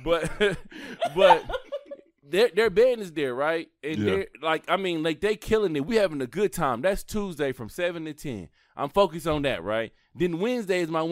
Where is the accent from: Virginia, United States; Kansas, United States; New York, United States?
Kansas, United States; Kansas City; Wyandotte County, which is where I live at, my hometown